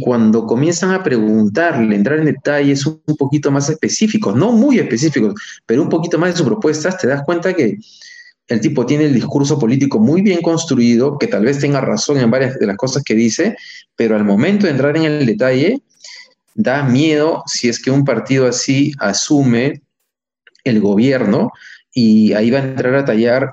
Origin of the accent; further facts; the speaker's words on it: Peru; somos los peruanos